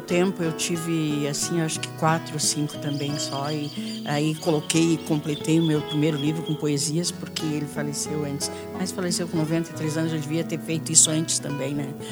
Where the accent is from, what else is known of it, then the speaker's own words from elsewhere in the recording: Rio Grande do Sul, Brazil; moved away; eu sou do Rio Grande do Sul, lá nas fazendas de lá, é. perto dos Quênios, que eu nasci a 15 quilômetros lá dos Quênios